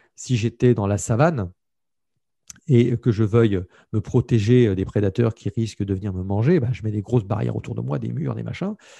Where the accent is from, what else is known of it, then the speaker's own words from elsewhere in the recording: France; je suis un Français